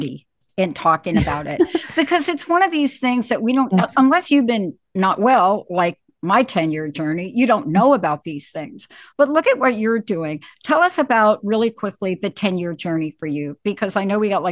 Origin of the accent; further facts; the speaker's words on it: New York, United States; I'm from New York